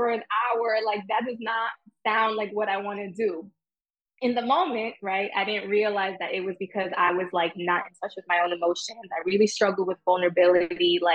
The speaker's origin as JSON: {"language": "English", "town": "New York City", "region": "New York", "country": "United States", "tie": "born or raised there", "said": "I grew up in Jamaica, Queens"}